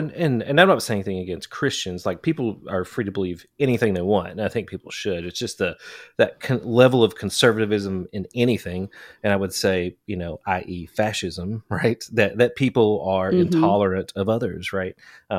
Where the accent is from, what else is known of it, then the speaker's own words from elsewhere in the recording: Kentucky, United States; That's I grew up in Eastern Kentucky and I was just talking about this recently too.